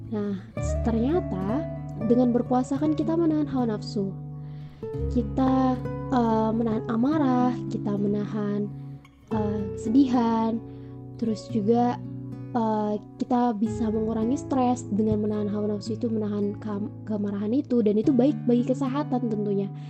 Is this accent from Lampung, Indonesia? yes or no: yes; Metro, Lampung, Indonesia; dan aku anak Lampung juga, uh, tepatnya dari Kota Metro.